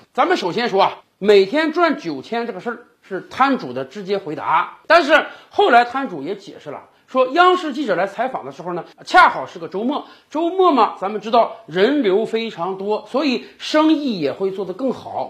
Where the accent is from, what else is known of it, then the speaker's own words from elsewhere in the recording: China; 我们中国人